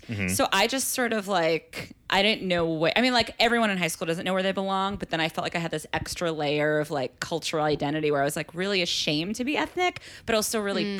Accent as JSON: {"language": "English", "town": "Belmont", "region": "Massachusetts", "country": "United States", "tie": "born or raised there", "moved": "yes", "lives_now": "New York, United States", "said": "So for me in Belmont is a very, you know, kind of upper white middle class town."}